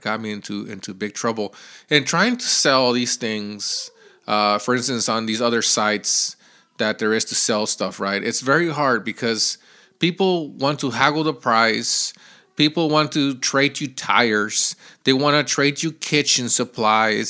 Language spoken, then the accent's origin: English; Mexico; moved away; we lived in Mexico.